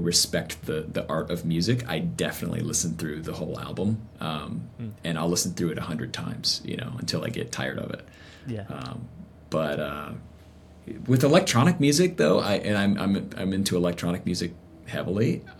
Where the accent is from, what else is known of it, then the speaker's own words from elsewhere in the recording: the South, United States; I mean, I came from the South. So like religion and church and something was so baked into our culture.